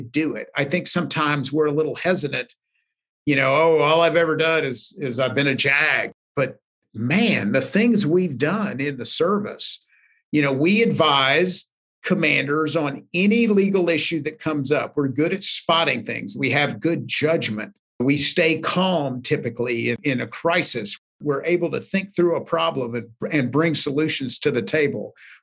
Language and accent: English; Knoxville, Tennessee, United States; moved away as an adult; a company in my hometown of Knoxville